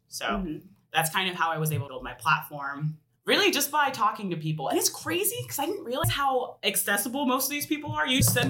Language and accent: English; Woodinville, Washington, United States; So I was able to reach out to some of the Woodinville City Council members because I'm from Woodinville.